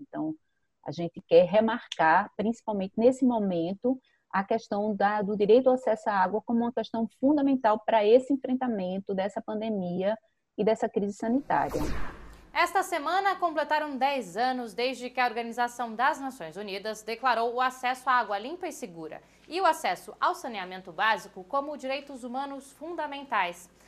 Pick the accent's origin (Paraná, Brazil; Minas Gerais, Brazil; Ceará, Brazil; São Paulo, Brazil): Minas Gerais, Brazil; eu sou aqui de Minas Gerais